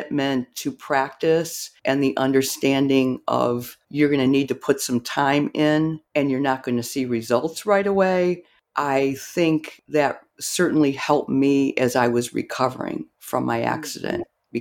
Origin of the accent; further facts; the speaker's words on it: Rockford, Illinois, United States; I grew up in Rockford, Illinois